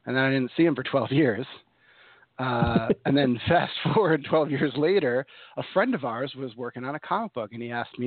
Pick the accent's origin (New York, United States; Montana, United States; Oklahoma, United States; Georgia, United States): New York, United States; moved away as an adult; also born or lived in Chicago area; now in Chicago, United States; I'm from New York, but I moved here in 2000, Chicago area